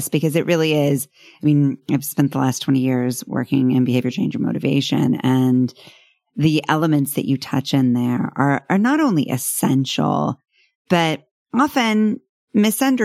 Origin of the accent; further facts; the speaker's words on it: North Texas, United States; I grew up in North Texas